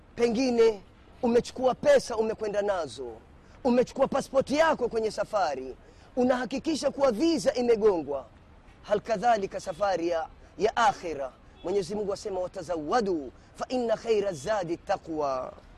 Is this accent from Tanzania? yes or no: no; Kenya; mimi ni Mkenya